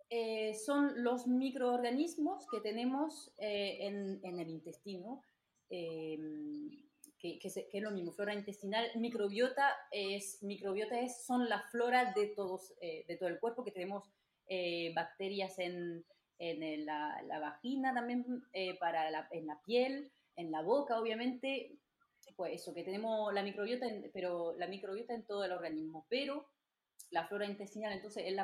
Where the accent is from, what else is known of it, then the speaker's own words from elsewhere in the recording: France; Spanish is a second language; moved away as an adult; now in Almería, Spain; entonces soy francesa, como lo habéis escuchado ya seguro.